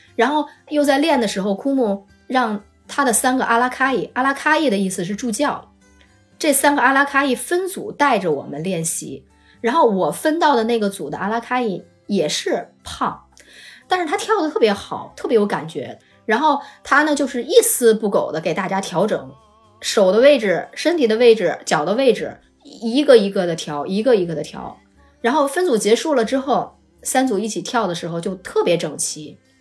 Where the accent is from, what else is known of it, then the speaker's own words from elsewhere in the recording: China; 我们是从中国来的，然后也学呼啦舞